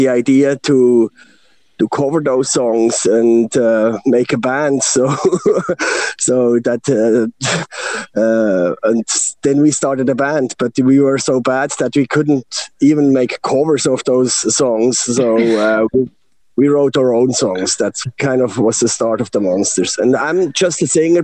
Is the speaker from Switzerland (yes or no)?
yes; Bern, Switzerland; I'm born from Bern, Switzerland. It's a very small town, so there is no rock and roll culture